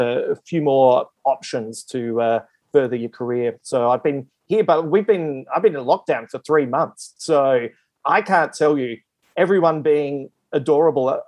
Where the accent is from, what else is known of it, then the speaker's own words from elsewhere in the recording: Adelaide, South Australia, Australia; moved away as an adult; also born or lived in Melbourne; now in Sydney, Australia; originally I'm from Adelaide, which is South Australia.